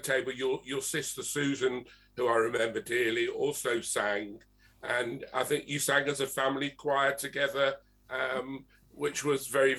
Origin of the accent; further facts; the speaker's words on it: London, United Kingdom; also born or lived in Manchester; a very dear friend of mine who we grew up together in Finchley